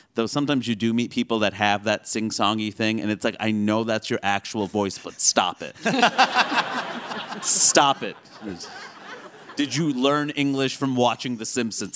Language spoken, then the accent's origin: English; United States; when you grow up here